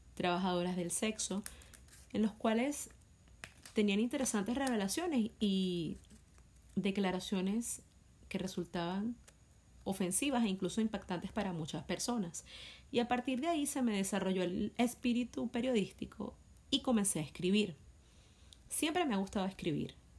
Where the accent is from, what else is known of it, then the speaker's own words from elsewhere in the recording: Venezuela; Soy venezolana de nacimiento